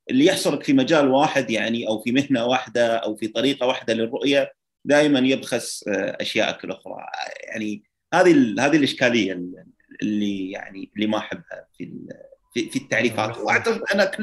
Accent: Kuwait; من من الكويت

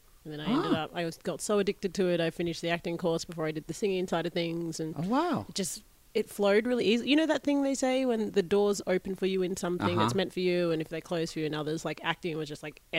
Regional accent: Perth, Western Australia, Australia; moved away as an adult; also born or lived in Sydney; I grew up in Perth, Western Australia

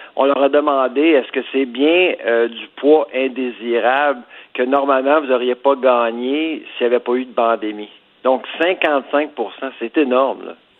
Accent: Farnham, Quebec, Canada; je viens de Farnham, des cantons d'Est, pas loin de Warwick, pas loin de Drummondville

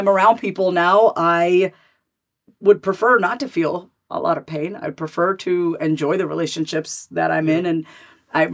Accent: New York, United States; My sister and I were born and raised in New York

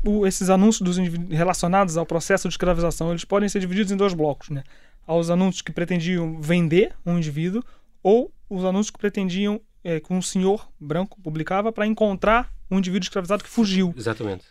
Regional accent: Rio de Janeiro, Brazil; moved away as an adult; also born or lived in Petrópolis; now in Lisbon, Portugal; eu nasci e cresci no, no Rio de Janeiro e só com 25 anos é que vim mudar para Lisboa para fazer aqui o mestrado em História

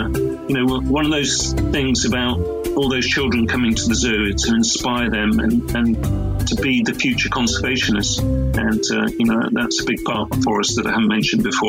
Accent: Dorset, South West England, United Kingdom; I grew up in the Dorset countryside, and I lived on a farm

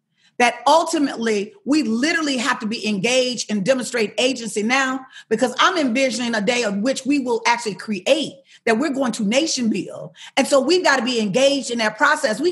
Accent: Alabama, United States; I'm from Alabama

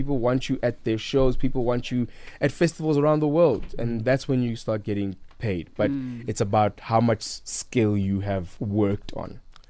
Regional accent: Eastern Cape, South Africa; now in Johannesburg, South Africa; we leave Eastern Cape and we come here to Joburg and never go back.

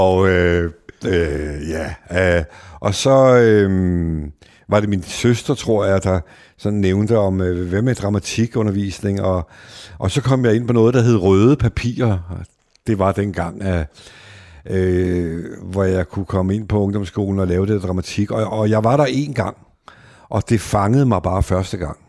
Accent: Denmark; De venner, jeg voksede op med ude i Værveparken

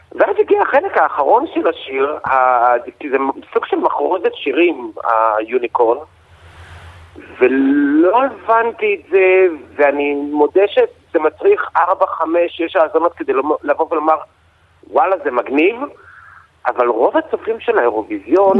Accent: Israel

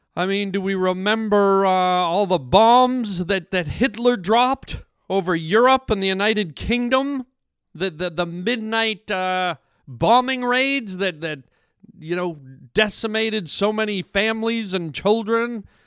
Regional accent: Canada; I'm a Canadian

